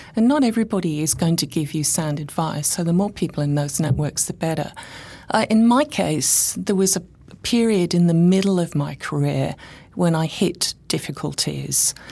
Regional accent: England, United Kingdom; moved away as an adult; now in Brisbane, Australia; I come originally from England.

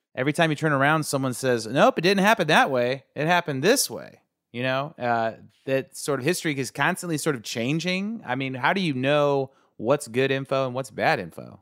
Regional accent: United States; as a kid growing up in America

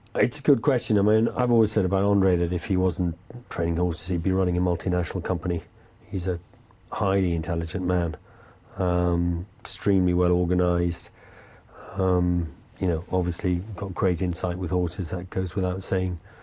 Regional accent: England, United Kingdom; now in France; being English in France.

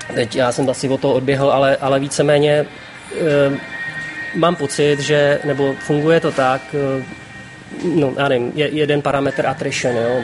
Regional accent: Czechia; moved away as an adult; now in Vietnam; my Češi

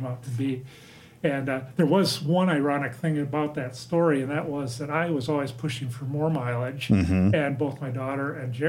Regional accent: Menominee, Wisconsin, United States; I grew up in Menominee, Wisconsin, just over the river here

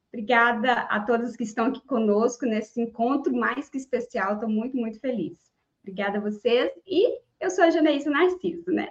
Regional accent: Niquelândia, Goiás, Brazil; now in Ceres, Brazil; Não nasci aqui, mas nasci no, no interior mais longe um pouquinho, na cidade de Niquelândia, é, também aqui em Goiás

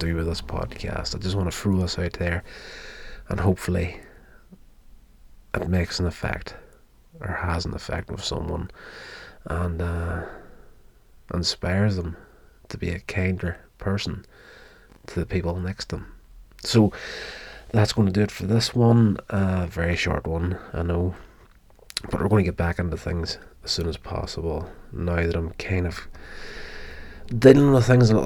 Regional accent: Northern Ireland, United Kingdom; I was born and brought up in Northern Ireland

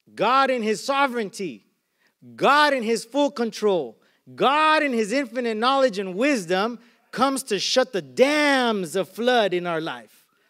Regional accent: Arizona, United States; now in Carson, United States; I grew up in Arizona

